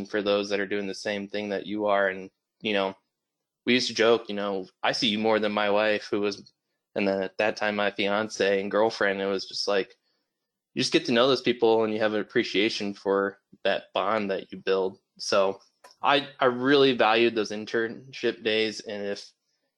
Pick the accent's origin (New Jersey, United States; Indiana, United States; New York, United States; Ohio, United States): Indiana, United States; Michigan City; also born or lived in Murray, Kentucky; I grew up in Michigan City, Indiana, which is over by the lake